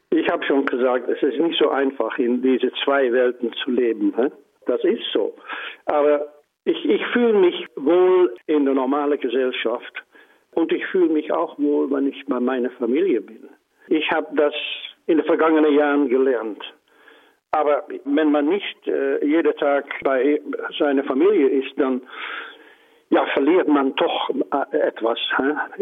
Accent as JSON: {"language": "German", "country": "Netherlands", "second_language": "German", "said": "ich bin auch Niederländer, Holländer"}